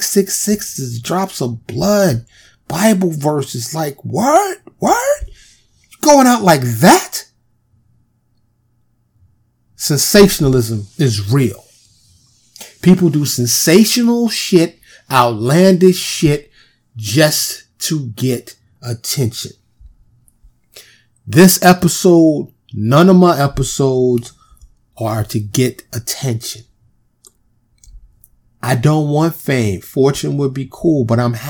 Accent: New York, United States; I grew up in New York

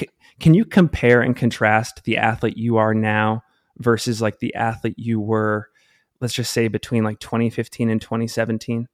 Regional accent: Salt Lake City, Utah, United States; based here in my hometown, Salt Lake City, Utah

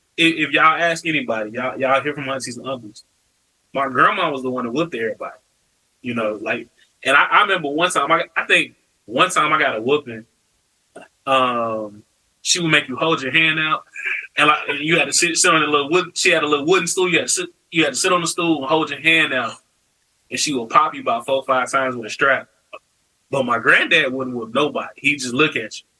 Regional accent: Chicago, Illinois, United States; growing up in Chicago for me, um, with this side of my family, is something that, you know, I really cherish

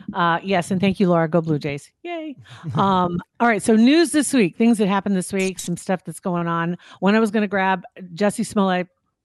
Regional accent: Ashland, Nebraska, United States; Ashland. Nebraska.

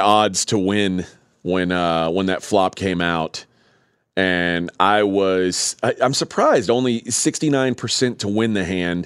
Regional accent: Texas, United States; I'm from Texas

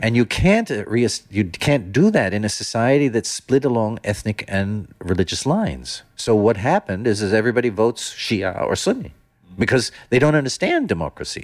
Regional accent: Netherlands; also born or lived in Germany / United States / London; now in Oman; I come from Holland

